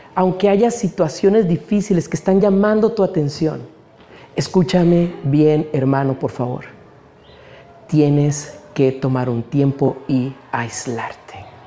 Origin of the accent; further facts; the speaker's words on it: Mexico; Nosotros, hermanos, como mexicanos